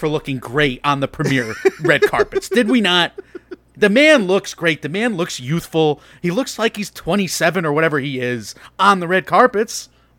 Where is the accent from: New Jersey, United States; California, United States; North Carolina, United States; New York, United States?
New York, United States; Like, I am making rookie mistakes again as a New Yorker.